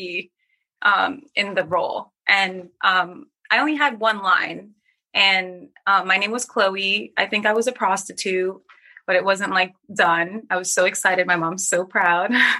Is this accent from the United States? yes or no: no; Trinidad & Tobago; I'm from Trinidad